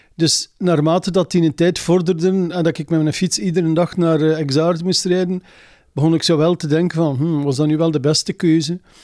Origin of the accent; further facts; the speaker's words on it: Zaffelare, Flanders, Belgium; also born or lived in Lochristi; Ik ben een boerenzoon, ik kom hier van Zaflaar.